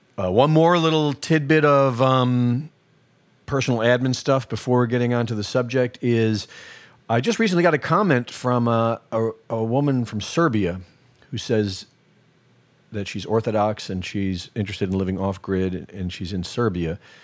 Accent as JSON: {"language": "English", "country": "United States", "tie": "born or raised there", "said": "I grew up here."}